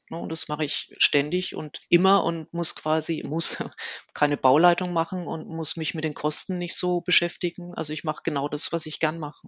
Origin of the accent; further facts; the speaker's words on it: Kitzingen, Bavaria, Germany; moved away as an adult; now in Würzburg, Germany; ich komme eigentlich aus Kitzingen, das ist in der Nähe von Würzburg